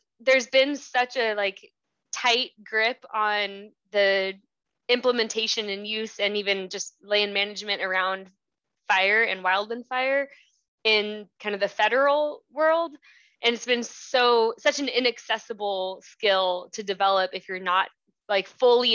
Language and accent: English; Southern California, United States; I grew up in Southern California